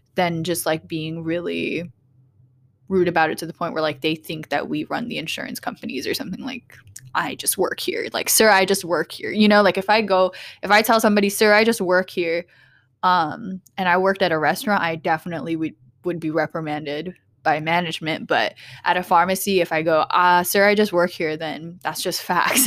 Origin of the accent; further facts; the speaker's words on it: Portland, Oregon, United States; growing up in Portland